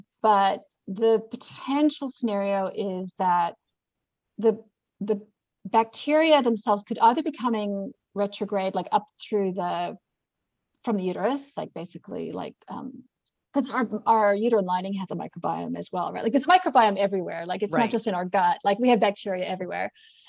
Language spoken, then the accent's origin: English; Canada; accent: mixed; also born or lived in New Zealand; It's American versus, I have a mixed accent, actually. I'm Canadian/New Zealand.